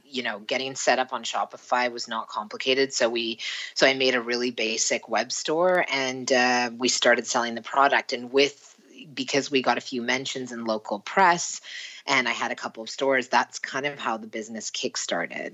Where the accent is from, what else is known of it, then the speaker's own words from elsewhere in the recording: Vancouver, British Columbia, Canada; moved away as an adult; also born or lived in Paris / London / Toronto; now in Sweden; I was from Vancouver, BC, Canada.